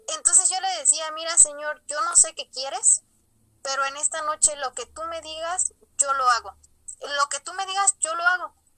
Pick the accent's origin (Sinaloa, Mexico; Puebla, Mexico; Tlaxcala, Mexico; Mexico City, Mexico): Puebla, Mexico; Ajalpan; soy originaria de Ajalpan, Puebla, cerquita de la diócesis de Tehuacán